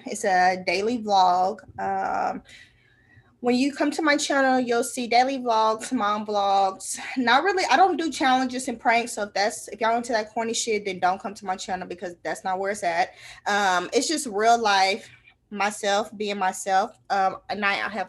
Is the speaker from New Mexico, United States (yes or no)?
no; Tulsa, Oklahoma, United States; I was born and raised in North Tulsa